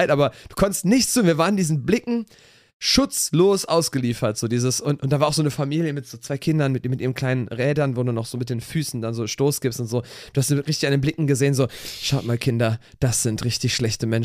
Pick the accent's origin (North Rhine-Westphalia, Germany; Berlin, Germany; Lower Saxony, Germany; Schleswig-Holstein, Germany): North Rhine-Westphalia, Germany; Cologne; wir kommen nicht aus Erkelenz, wir sind natürlich alle Kölner.